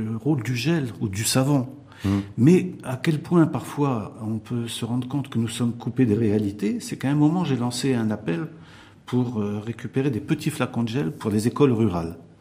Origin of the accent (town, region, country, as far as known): Morocco